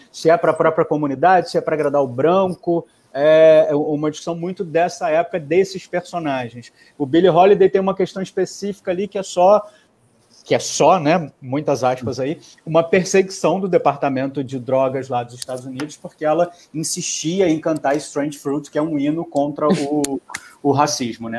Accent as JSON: {"language": "Portuguese", "country": "Brazil", "said": "a gente, como brasileiro"}